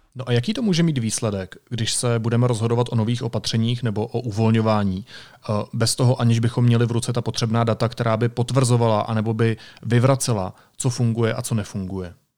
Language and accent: Czech; Karlovy Vary Region, Czechia; pocházím z Karlovarského kraje